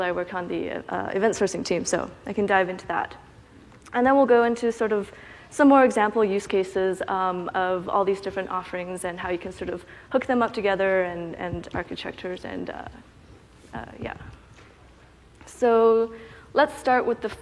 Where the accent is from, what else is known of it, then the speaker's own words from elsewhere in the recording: Canada; I'm from Canada. I went to UBC